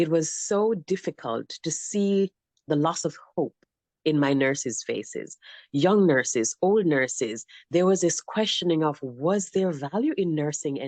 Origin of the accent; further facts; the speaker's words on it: Jamaica; moved away as an adult; also born or lived in Arizona; now in United States; So I was born in Jamaica.